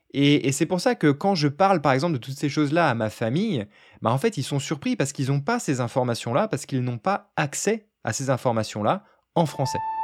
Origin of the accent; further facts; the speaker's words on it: France; first language French; je suis un Français assez fier de sa culture